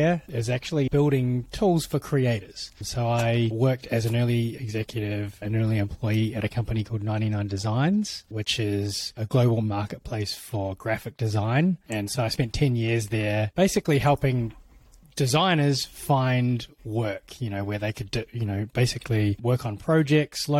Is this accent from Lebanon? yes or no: no; New Zealand; It is from New Zealand. And so I was born and bred there